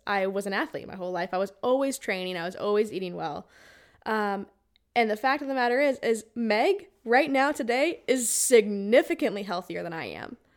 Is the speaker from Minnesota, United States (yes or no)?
no; Arizona, United States; I grew up in Arizona